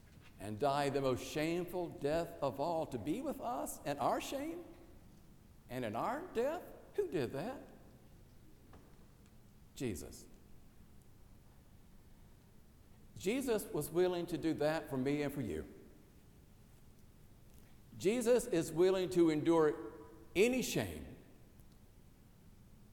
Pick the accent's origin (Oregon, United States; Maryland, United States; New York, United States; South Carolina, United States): South Carolina, United States; born or raised there